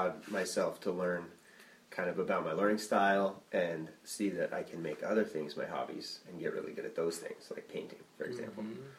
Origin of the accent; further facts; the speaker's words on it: Hardwick, Vermont, United States; Yeah. But, yeah, Buffalo Mountain's always been, in my hometown